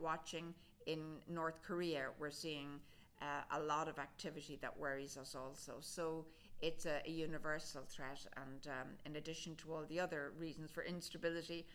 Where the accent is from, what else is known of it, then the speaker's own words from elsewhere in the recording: Ireland; moved away as an adult; also born or lived in New York; now in Washington, United States; my home county, County Louth